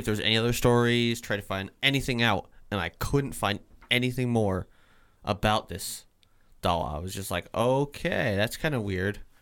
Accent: Vermont, United States; I'm from Vermont

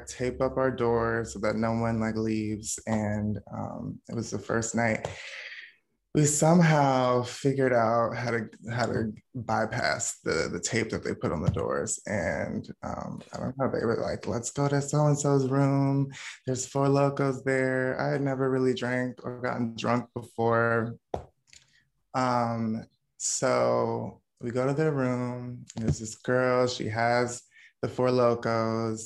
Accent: North Carolina, United States; also born or lived in Washington, D.C.; I was born in South Carolina. My family moved to DC like when I was like one. So I spent half my childhood growing up in DC, and then we moved to North Carolina.

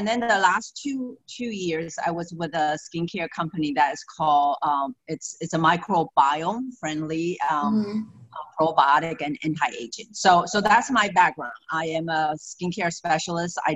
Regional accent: Taiwan; moved away as an adult; also born or lived in Maryland, United States; now in Florida, United States; I'm actually originally from Taiwan, and I came here and I got a degree in food nutrition

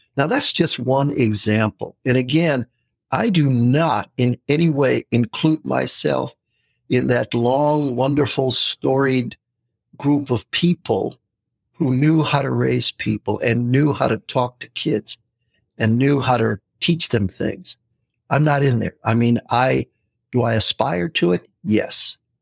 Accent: United States; we're from the U.S.

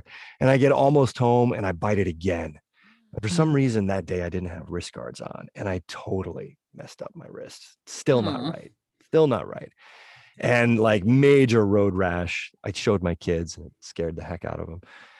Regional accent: New England, United States; And growing up in New England, I did a lot of snowboarding and skiing and stuff.

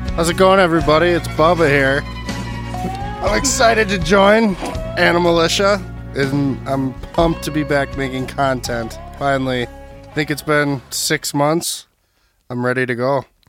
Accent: Burnsville, Minnesota, United States; I'm from Burnsville, Minnesota

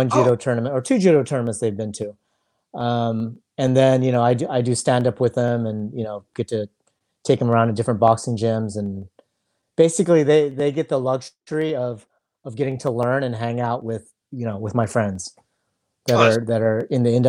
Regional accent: South Gate, California, United States; English is a second language; also born or lived in Indonesia; Moved to, wow, you know, like Southgate

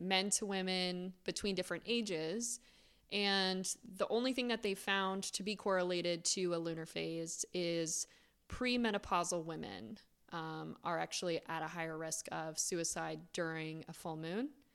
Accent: Florida, United States; I grew up in Florida

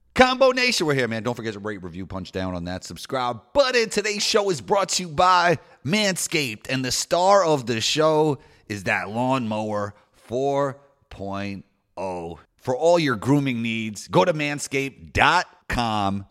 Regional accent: New York City, New York, United States; moved away as an adult; growing up in Riverdale in the Bronx, it's a Jewish community within the Bronx

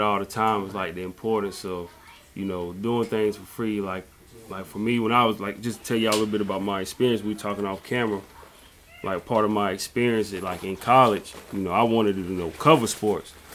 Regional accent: South Carolina, United States; we're from South Carolina

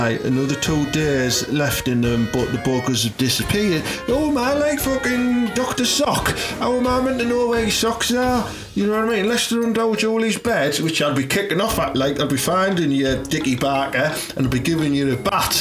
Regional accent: Teesside, North East England, United Kingdom; growing up in Teesside in like the 80s and 90s

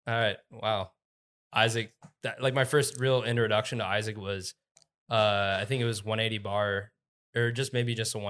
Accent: Columbus, Ohio, United States; moved away as an adult; now in Colorado, United States; I never thought I would leave. I thought I would die in Ohio, and then...

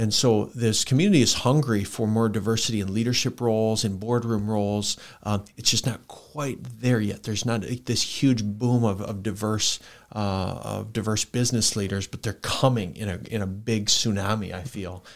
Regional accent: Worthington, Minnesota, United States; moved away as an adult; now in Sioux Falls, United States; I grew up in Worthington, Minnesota, so for listeners, that's about an hour from Sioux Falls

